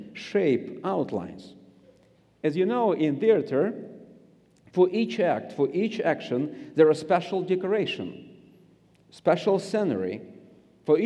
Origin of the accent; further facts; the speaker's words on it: Siberia, Russia; accent: Russian; English is a second language; I grew up in Siberia